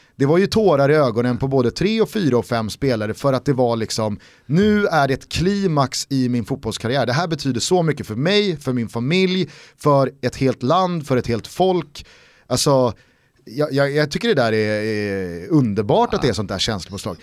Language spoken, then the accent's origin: Swedish; Sweden; som svensk